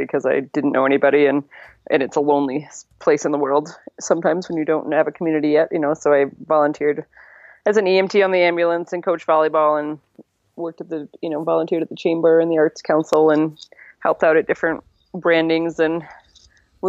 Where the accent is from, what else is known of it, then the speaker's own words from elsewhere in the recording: Connecticut, United States; moved away as an adult; now in White Sulphur Springs, United States; how I grew up in Connecticut on a farm there